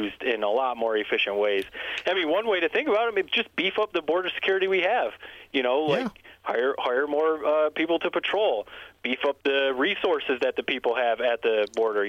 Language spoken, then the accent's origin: English; Corunna, Michigan, United States; moved away as an adult; also born or lived in Bristol, Connecticut; now in Charlotte, United States; I went to Corona my whole life, so that's where I'm from.